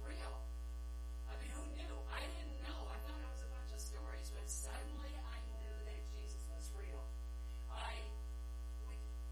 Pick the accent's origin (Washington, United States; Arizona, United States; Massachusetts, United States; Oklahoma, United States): Washington, United States; Yakima; I'm from Yakima, so I don't live very far away from here, and I was born and raised there